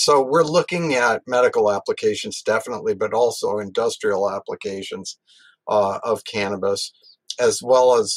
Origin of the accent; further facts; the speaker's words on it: Massachusetts, United States; moved away as an adult; also born or lived in Missoula, Montana; I grew up in Massachusetts